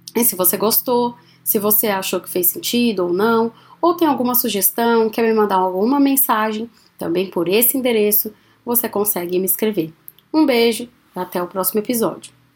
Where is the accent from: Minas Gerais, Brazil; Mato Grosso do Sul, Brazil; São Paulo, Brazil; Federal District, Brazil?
São Paulo, Brazil; now in Maringá, Brazil; Sou paulistana